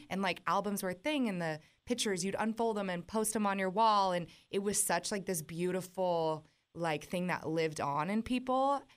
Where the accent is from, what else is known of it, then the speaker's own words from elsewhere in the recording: West Coast, United States; moved away as an adult; now in Nashville, United States; I'm from the West Coast